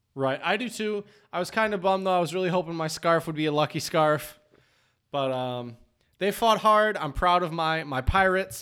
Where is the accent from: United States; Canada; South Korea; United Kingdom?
United States; Dexter, Michigan; moved away; I grew up in Dexter, Michigan, which is right down the road